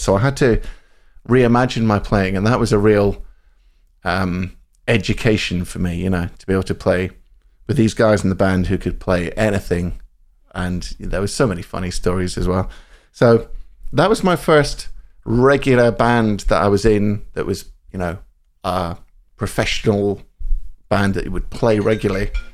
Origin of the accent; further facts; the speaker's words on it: central Scotland, United Kingdom; moved away; I grew up in Scotland, central Scotland.